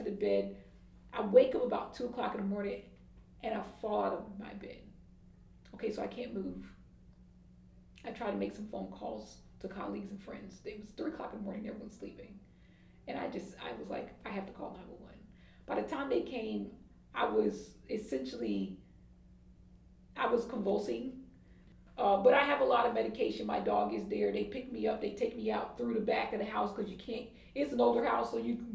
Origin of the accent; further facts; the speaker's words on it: Atlanta, Georgia, United States; moved away; I'm from Atlanta